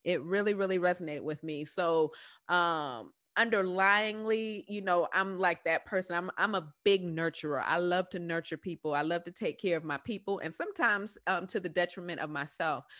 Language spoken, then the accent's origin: English; New York City, New York, United States; accent: southern drawl; moved away; also born or lived in Southern United States; I'm originally from the Bronx